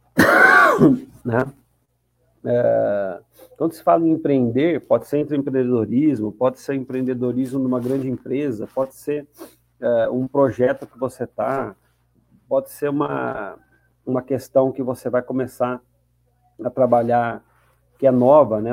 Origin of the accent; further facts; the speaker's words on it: Campinas, São Paulo, Brazil; Sou de Campinas, torcedor do Guarani de Campinas.